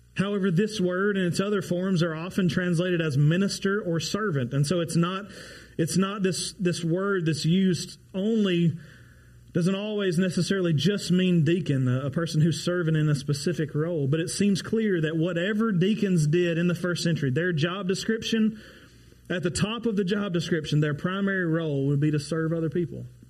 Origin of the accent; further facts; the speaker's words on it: Ardmore, Oklahoma, United States; go back to my hometown of Ardmore